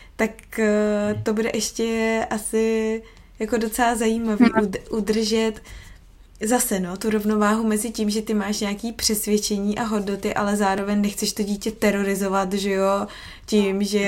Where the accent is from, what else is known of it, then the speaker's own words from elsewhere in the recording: Prague, Czechia; moved away as an adult; also born or lived in United States / England; now in Australia; já jsem z Prahy